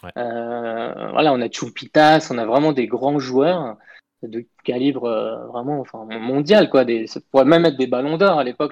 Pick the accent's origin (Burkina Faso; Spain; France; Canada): France; moved away; also born or lived in Peru; en tant que Français